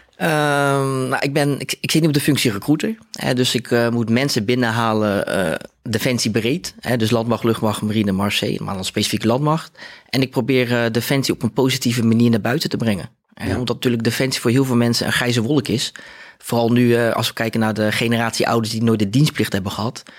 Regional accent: Rotterdam, South Holland, Netherlands; ik kom uit Rotterdam. Ik ben eh, eh, opgegroeid in Spangen.

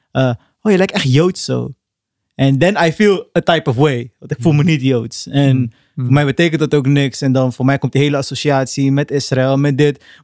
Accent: Arnhem, Gelderland, Netherlands; running joke was gewoon, we zeggen gewoon altijd Arnhem. Arnhem, Arnhem, Arnhem. En zeggen ze, ja, waar kom je echt vandaan? Ja, Arnhem.

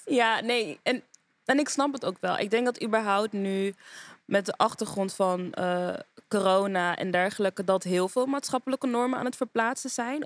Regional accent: Amsterdam, North Holland, Netherlands; moved away as an adult; now in Rotterdam, Netherlands; Ik ben een Amsterdammer, geboren en getogen

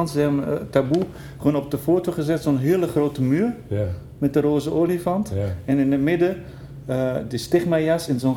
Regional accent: Haarlem, North Holland, Netherlands; Ik kom uit Haarlem.

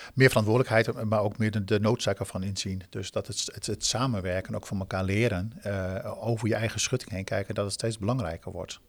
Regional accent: Groningen, Netherlands; ik ben een Groninger, dan word je wat kort voor de kop.

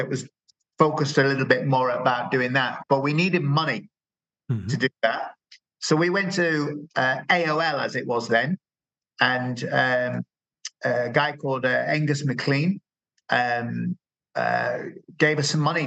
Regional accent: Dublin, Leinster, Ireland; I am from Dublin and I run the Dublin Java User Group

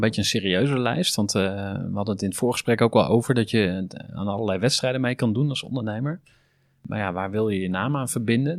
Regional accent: Utrecht, Netherlands; voor mij als Utrechter

